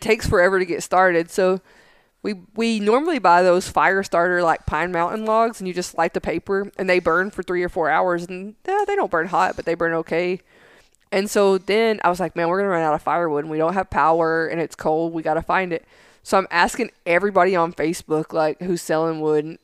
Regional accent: Tennessee, United States; now in San Angelo, United States; I grew up in Tennessee

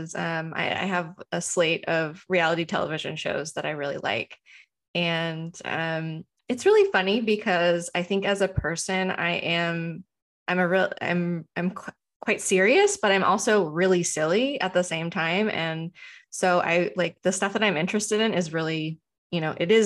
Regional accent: United States; as an American

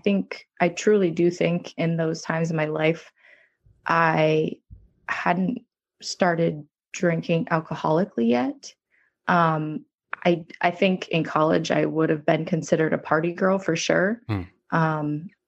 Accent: Vermont, United States; moved away as an adult; now in Naples, United States; I'm from Vermont originally

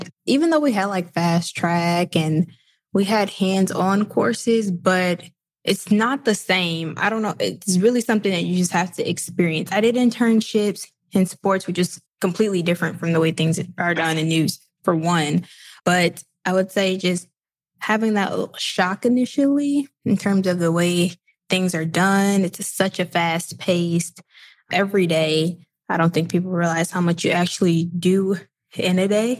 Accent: Midwest, United States; moved away as an adult; also born or lived in the South; I'm from the Midwest

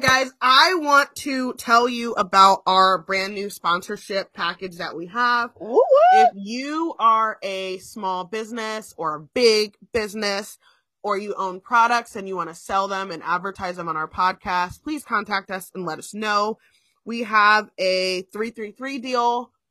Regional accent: New Jersey, United States; well, in Jersey

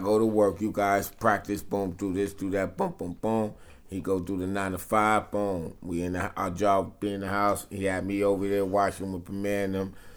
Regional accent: New York City, New York, United States; also born or lived in New Jersey; I was born in Jersey and Brooklyn.

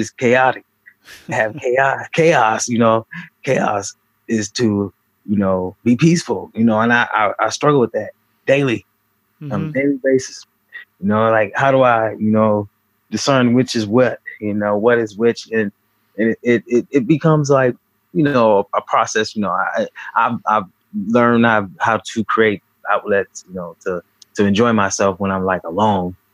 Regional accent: Benton Harbor, Michigan, United States; also born or lived in Alabama; I was born in Benton Harbor, Michigan, back in 1984. Throughout childhood, I stayed in Alabama and Michigan, back and forth

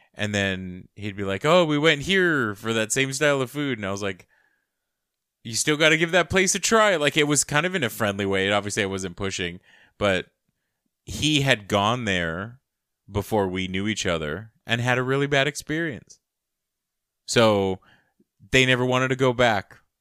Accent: United States; growing up, uh, as an American child, but growing up with a family structure from another country as an immigrant

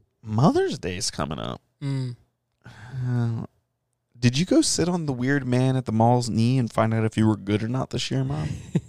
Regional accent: United States; my American flag is clearly on my banner

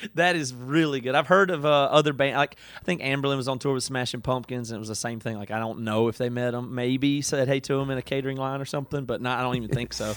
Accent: Greenville, South Carolina, United States; moved away; I grew up in a, like a farm, I mean, not a farm, but just super rural in South Carolina

